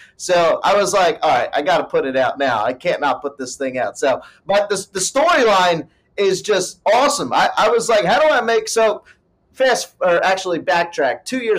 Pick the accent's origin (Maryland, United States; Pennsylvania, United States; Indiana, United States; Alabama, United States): Pennsylvania, United States; Bucks County; now in Nashville, United States; I've met so many Eagles fans in Nashville, and they're like, oh, dude, you're from Bucks County. I'm like, I'm from Bucks County, you know.